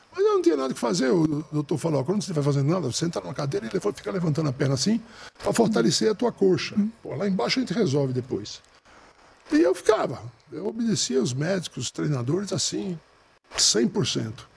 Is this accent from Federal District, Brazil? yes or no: yes; Brasília, Federal District, Brazil; eu sou de Brasília